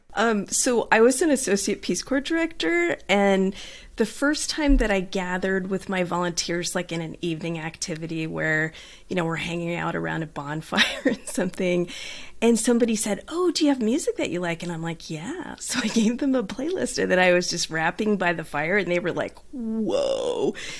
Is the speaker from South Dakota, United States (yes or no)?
no; Southern California, United States; accent: Southern California twang; I grew up in Southern California in a beach town